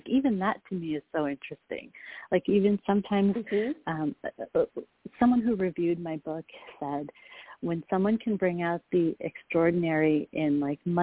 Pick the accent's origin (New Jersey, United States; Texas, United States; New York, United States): New York, United States; Rochester; moved away as an adult; also born or lived in India; now in Bay Area, United States; We moved from India to a place called Rochester, New York, State, New York